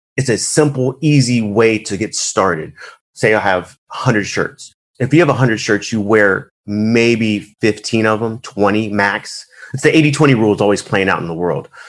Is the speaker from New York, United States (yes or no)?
no; Arizona, United States; I was born in Arizona I'm one of the few that's in Arizona